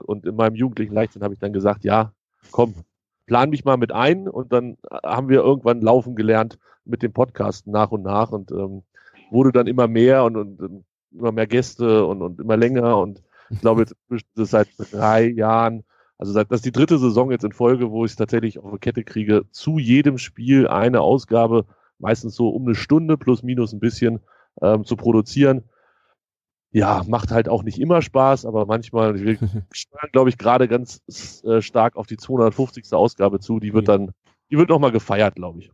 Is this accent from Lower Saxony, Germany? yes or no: yes; near Hannover, Lower Saxony, Germany; ich bin in Hannover geboren, nicht weit weg von Hannover aufgewachsen, in so einem kleinen Vor kleineren Vorort